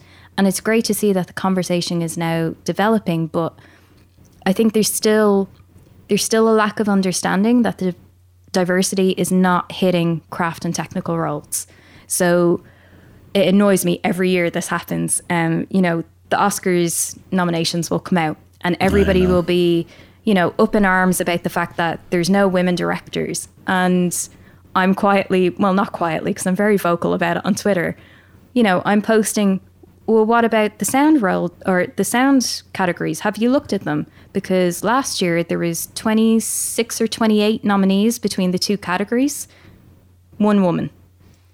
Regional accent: Pakistan; I was so racially bullied as a kid because I was different, because I was from Pakistan.

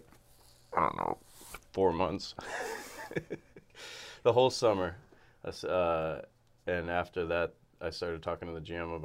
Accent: Massachusetts, United States; moved away as an adult; also born or lived in Hartford, Connecticut; now in Richmond, United States; I grew up in Massachusetts

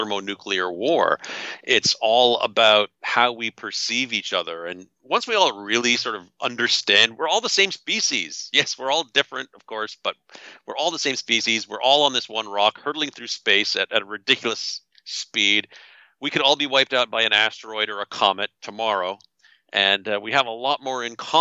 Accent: Canada; I'm from Canada. I'm not an American

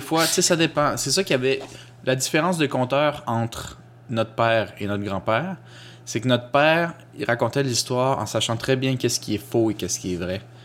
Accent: Quebec, Canada; also born or lived in Costa Rica; je suis euh, québécois francophone à saveur culturelle latino-américaine

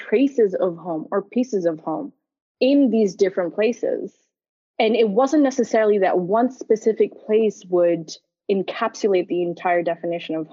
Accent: Geneva, Switzerland; moved away; also born or lived in Karachi, Pakistan / London, United Kingdom / Dublin, Ireland; I left when I was 9 years old and moved to Geneva, Switzerland. And Geneva has been home turf since then.

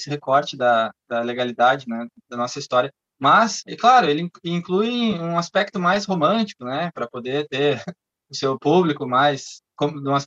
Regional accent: Canela, Rio Grande do Sul, Brazil; now in Porto Alegre, Brazil; eu sou natural de Canela, vim aos 18 anos para Porto Alegre para estudar

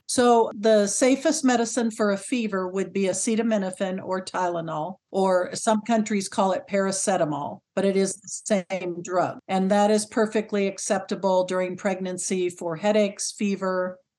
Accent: California, United States; moved away as an adult; also born or lived in North Carolina; now in Shanghai, China; I'm originally from California, lived there for fifty years

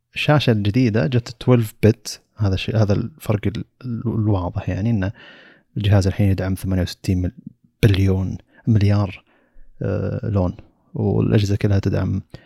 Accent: Saudi Arabia; عندنا بالسعودية

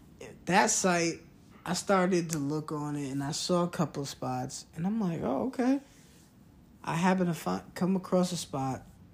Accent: New York, United States; moved away; growing up in New York, and it's cold

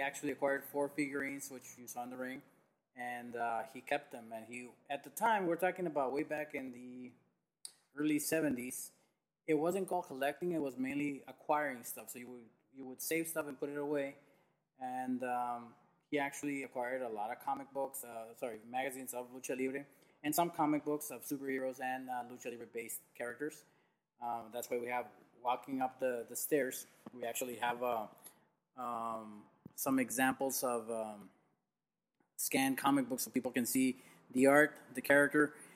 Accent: Tijuana, Baja California, Mexico; Never in Tijuana though. Never in my hometown

